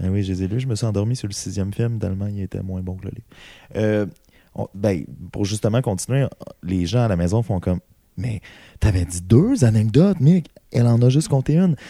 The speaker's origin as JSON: {"language": "French", "town": "Amos", "region": "Quebec", "country": "Canada", "said": "je viens d'Amos"}